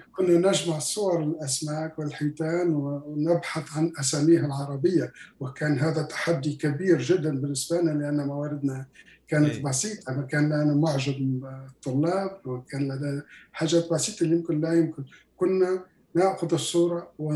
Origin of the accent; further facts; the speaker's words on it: Béja, Tunisia; moved away as an adult; also born or lived in Quebec, Canada / Ontario, Canada; now in Canada; من أولاد الخضر This is منطقة في ضواحي مدينة باجة بشمال تونس